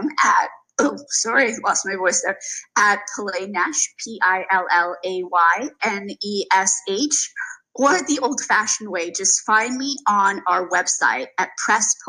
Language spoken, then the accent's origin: English; South Africa; Being South African